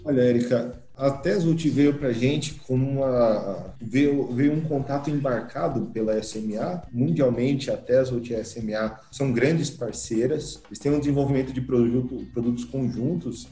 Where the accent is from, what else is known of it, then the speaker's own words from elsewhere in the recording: Santo André, São Paulo, Brazil; Eu sou natural de Santo André, aqui de São Paulo, sou, sou do ABC Paulista